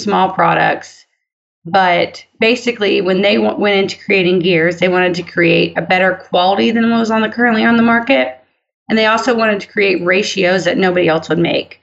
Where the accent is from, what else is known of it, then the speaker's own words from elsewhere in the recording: Florida, United States; I'm from the part of Florida that is still very country. It's basically lower Alabama, essentially